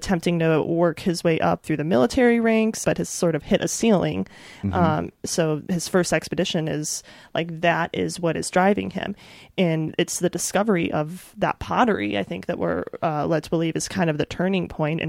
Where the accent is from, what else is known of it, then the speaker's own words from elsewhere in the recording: Midwest, United States; But, I'm from the Midwest. I know what crops look like, Fawcett.